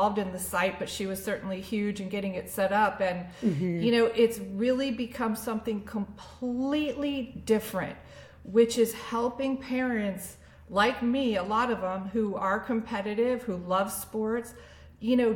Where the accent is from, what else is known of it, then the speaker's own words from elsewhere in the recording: Annandale, Virginia, United States; my hometown of Annandale, Virginia.